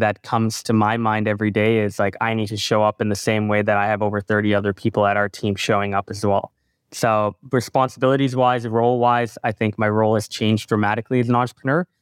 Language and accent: English; Canada; also born or lived in Singapore / Calgary, Canada; now in Toronto, Canada; when I was born in Singapore, I lived there till I was eight. I went to a lot of Grand Prix growing up with my father, Singaporean Grand Prix, Malaysian Grand Prix. Um, when I moved to Canada